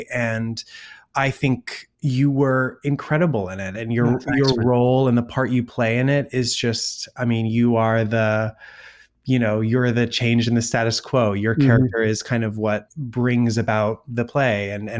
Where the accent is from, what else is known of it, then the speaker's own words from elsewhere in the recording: East Coast, United States; also born or lived in Colorado; because I grew up on the East Coast. And then we were in Colorado for a little bit.